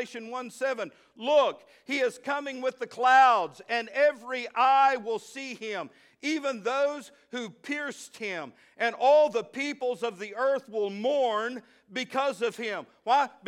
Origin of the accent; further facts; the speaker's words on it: Midland, Texas, United States; moved away; also born or lived in Fort Smith, Arkansas; I grew up out in Midland, Texas.